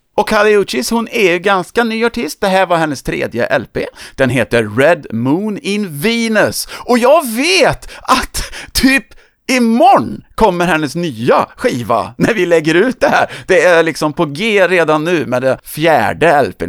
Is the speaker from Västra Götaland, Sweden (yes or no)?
yes; Töreboda, Västra Götaland, Sweden; min hemort Törboda